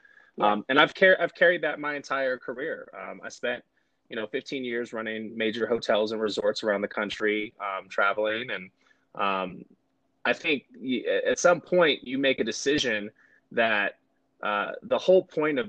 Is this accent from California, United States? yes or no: yes; Bay Area, California, United States; now in Colorado, United States; I grew up in the Bay Area. I grew up in a very urban environment